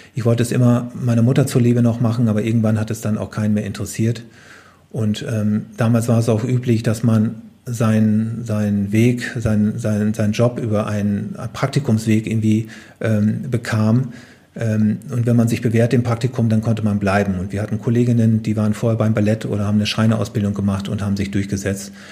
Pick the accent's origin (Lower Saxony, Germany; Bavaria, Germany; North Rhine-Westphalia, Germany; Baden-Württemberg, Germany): Lower Saxony, Germany; Oldenburger Münsterland, Cloppenburg district; moved away; also born or lived in Braunschweig; Bin nicht in Braunschweig aufgewachsen, sondern im Südolmunger Münsterland, in mhm. einem hm. kleinen Dorf im Kreis Kloppenburg. Und dort bin ich auf einem Bauernhof aufgewachsen. Das ist natürlich auch tiefstes Niedersachsen.